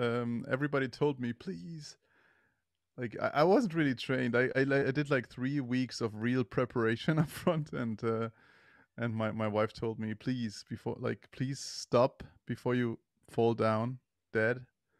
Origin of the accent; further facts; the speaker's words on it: Germany; I am from Germany.